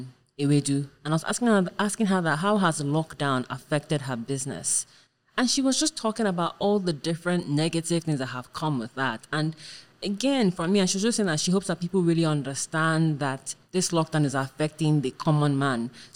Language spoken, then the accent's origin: English; United States; I'm American, so I could go and join you.